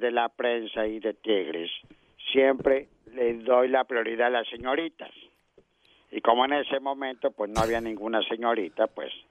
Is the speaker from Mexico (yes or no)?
yes; Mexico; se me hace que soy más mexicano que tú